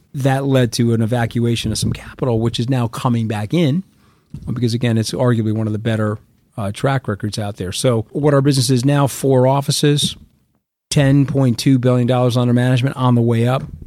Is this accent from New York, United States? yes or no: yes; Long Island, New York, United States; I grew up on Long Island.